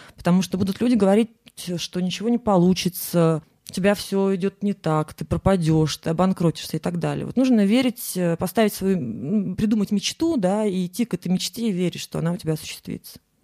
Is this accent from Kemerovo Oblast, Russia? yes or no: no; Saint Petersburg, Russia; я из Санкт-Петербурга